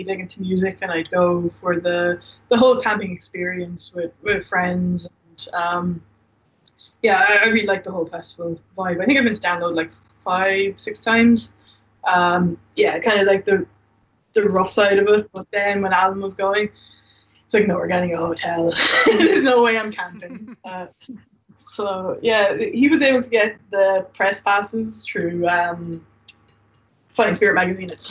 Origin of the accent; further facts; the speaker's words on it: Ireland; now in Dublin, Ireland; I'm not from Dublin, and most of my friends don't, like, from home, they don't live in Dublin